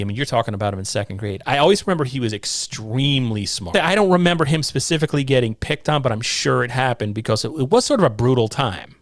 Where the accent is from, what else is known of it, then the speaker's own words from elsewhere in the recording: Somers, New York, United States; where we grew up in Somers, New York at the time